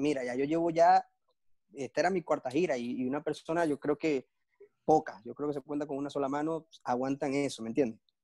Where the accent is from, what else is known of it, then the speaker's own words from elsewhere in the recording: Maracaibo, Zulia, Venezuela; also born or lived in Caracas; me voy a Maracaibo porque allá es donde está mi mamá, está mi familia, está mi casa, está todo.